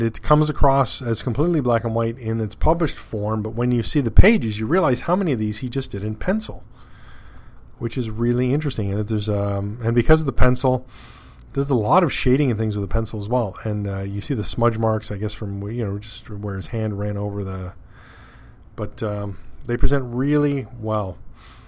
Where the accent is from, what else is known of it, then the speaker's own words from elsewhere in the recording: Canada; being Canadian